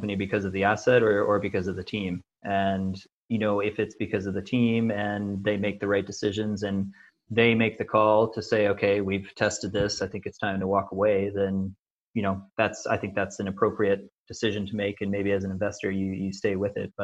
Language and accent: English; Canada; I'm Canadian